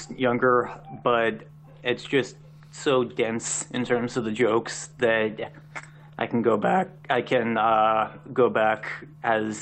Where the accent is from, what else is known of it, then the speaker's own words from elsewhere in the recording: Richmond, Virginia, United States; moved away as an adult; now in Washington, D.C., United States; I am originally from Richmond, and that's why I ended up in the Washington, D.C. area.